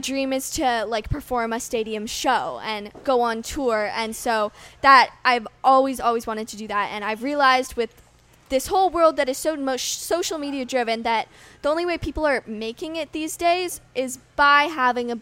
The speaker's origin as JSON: {"language": "English", "country": "Canada", "said": "as a Canadian"}